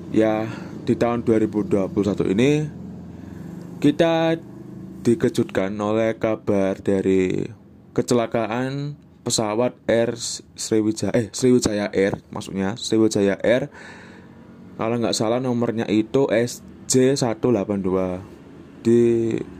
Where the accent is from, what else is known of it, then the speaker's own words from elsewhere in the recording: Java, Indonesia; accent: Javanese; first language Javanese; Indonesian is a second language; lidahku sebagai orang Jawa itu kayak kurang terbiasa